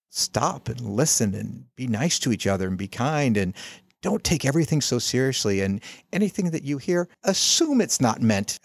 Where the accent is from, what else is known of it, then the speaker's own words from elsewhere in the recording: the South, United States; I'm from the South.